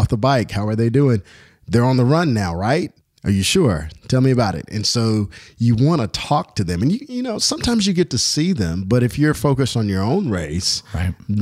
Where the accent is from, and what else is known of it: Louisville, Kentucky, United States; born or raised there